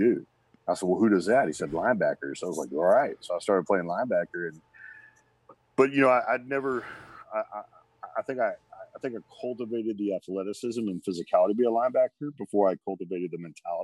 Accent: Little Rock, Arkansas, United States; moved away; also born or lived in Texas; I was born in Little Rock, Arkansas. I love being an Arkansas kid, man. I grew up watching the Razorbacks

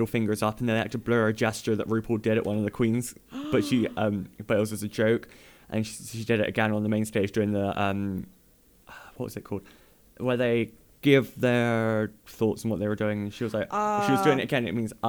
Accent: Chicago, Illinois, United States; I'm from Chicago.

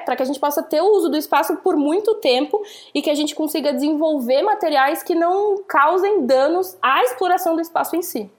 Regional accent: Santos, São Paulo, Brazil; Eu sou de Santos

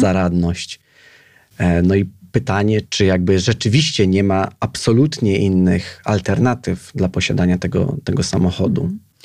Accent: Piaseczno, Masovian Voivodeship, Poland; mieszkałem w, jako nastolatek w, w, w podwarszawskim Piasecznie

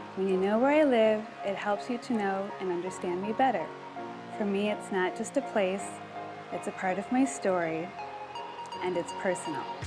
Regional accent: Wisconsin, United States; also born or lived in California; now in Indiana, United States; Growing up in Wisconsin, my family ran around the countryside all the time

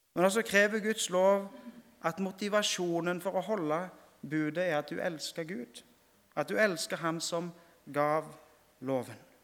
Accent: Rogaland, Norway; hjemme på Vea når jeg gikk i, i 4. klasse, så fikk jeg utdelt en bibel

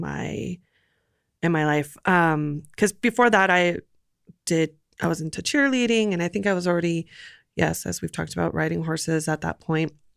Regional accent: Los Angeles, California, United States; moved away as an adult; also born or lived in Santa Monica, California / Burbank, California; now in Portland, United States; born and raised in L

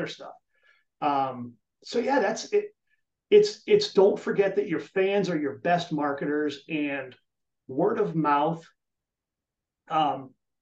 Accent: New England, United States; now in Chicago, United States; I grew up in New England

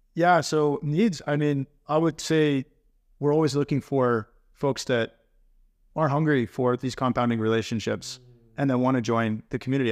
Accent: United States; moved away as an adult; also born or lived in Texas; now in Sweden; I am an American living in Sweden now for five years

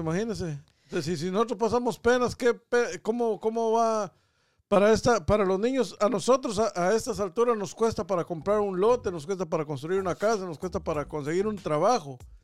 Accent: Guatemala; como guatemalteco me siento orgulloso de la situación que está pasando en, en, mi país

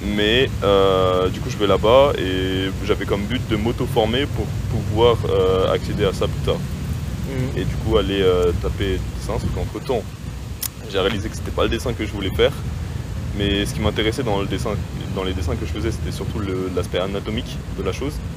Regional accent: France; je suis français

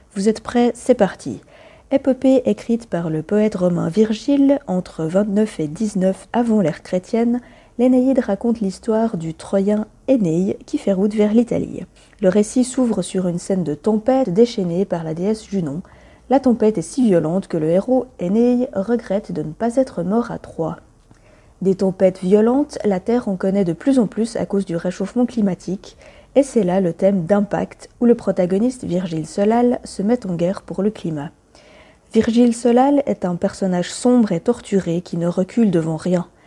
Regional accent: Romandy, Switzerland; chez nous, à Lausanne et à Genève

